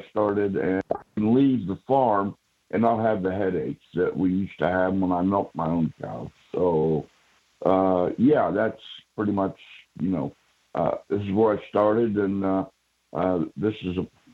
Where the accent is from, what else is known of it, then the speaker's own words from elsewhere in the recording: Radnor, Ohio, United States; I was born basically right here where we're talking from, in a little blank town called Radnor